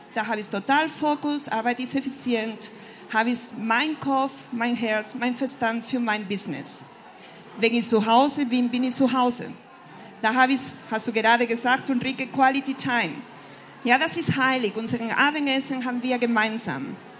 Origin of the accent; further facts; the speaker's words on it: Spain; German is a second language; moved away as an adult; also born or lived in France; ich bin äh, Spanierin und seit meinen Studien in Frankreich lebe ich und arbeite im Ausland.